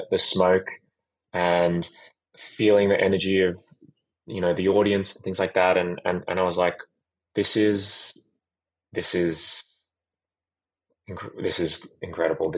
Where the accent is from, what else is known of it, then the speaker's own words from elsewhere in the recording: Sydney, New South Wales, Australia; moved away as an adult; I grew up in Sydney.